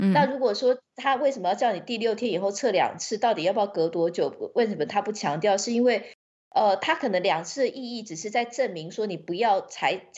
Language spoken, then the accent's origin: Chinese; Taiwan; now in United Kingdom; 对，因为毕竟我在台湾长大嘛，